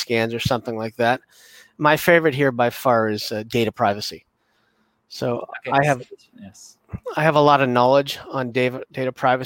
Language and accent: English; Canada; I'm Canadian